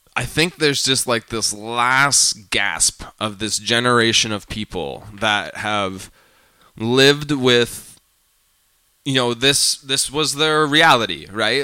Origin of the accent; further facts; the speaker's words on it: Calgary, Alberta, Canada; I'm from Calgary